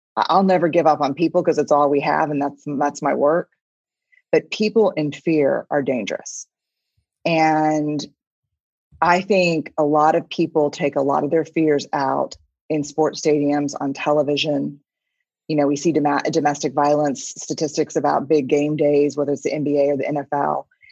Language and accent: English; San Antonio, Texas, United States; I'm from San Antonio